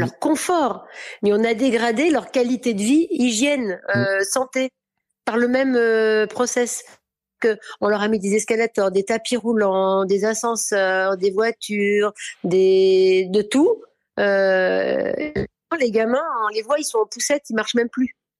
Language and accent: French; Orléans, Centre-Val de Loire, France; moved away; also born or lived in Paris / south of France; j'ai quand même grandi à Orléans